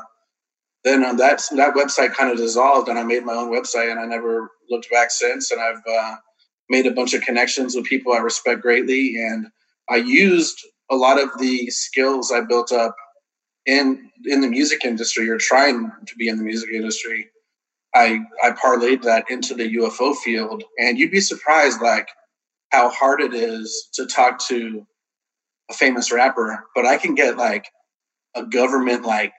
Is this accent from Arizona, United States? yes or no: yes; Tucson, Arizona, United States; also born or lived in Miami / Kentucky / Los Angeles; I was born in Miami, Florida. I've lived all over the country. I've lived in Kentucky, L.A., California. And then I grew up mostly in Tucson, Arizona. Then I moved to Texas. And I've been in Texas for a long time now.